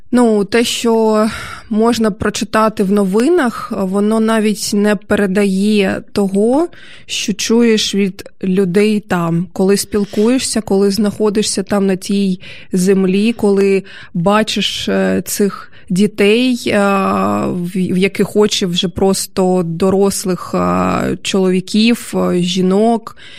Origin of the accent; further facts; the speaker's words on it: Dnipro, Dnipropetrovsk Oblast, Ukraine; Я ж теж е, зі сходу, насправді я ж е, з Дніпра.